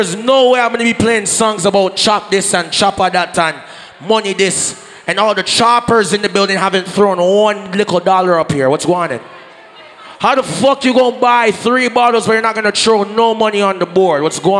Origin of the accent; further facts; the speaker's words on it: Portmore, Saint Catherine, Jamaica; I'm from Portmore, that's in JA.